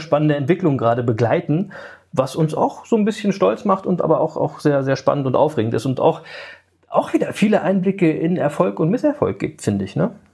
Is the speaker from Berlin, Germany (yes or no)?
yes; Berlin, Germany; Ich bin äh, in West-Berlin geboren und ähm, ähm, aufgewachsen in so einem Block, wie quasi bei …, im, in Berlin-Reinickendorf